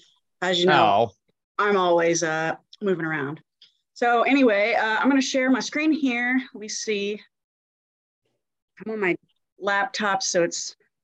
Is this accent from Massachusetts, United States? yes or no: no; Jacksonville, Florida, United States; born there; I was born in Jacksonville, Florida.